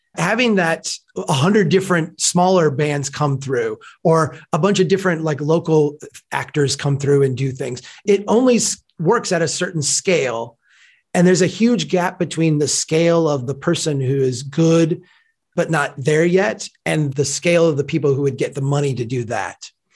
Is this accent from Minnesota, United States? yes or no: yes; Brainerd, Minnesota, United States; here in my hometown of Brainerd, you know, small place